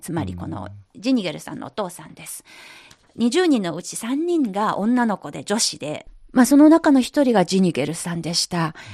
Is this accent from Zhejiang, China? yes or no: no; Anhui, China; Japanese is a second language; moved away; 私のふるさと安徽省鉱山